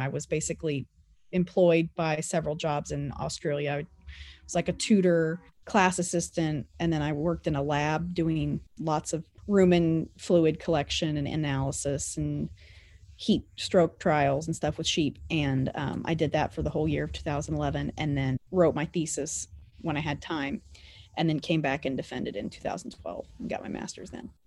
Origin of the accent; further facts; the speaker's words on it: Colony, Kansas, United States; also born or lived in Greeley, Kansas; I grew up in Anderson County around Colony, Kansas